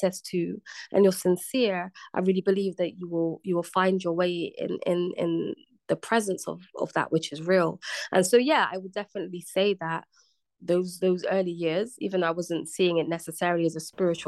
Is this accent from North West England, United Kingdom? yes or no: no; Bristol, South West England, United Kingdom; moved away as an adult; now in London, United Kingdom; I just left my hometown, Bristol. I'd moved to the big city, to London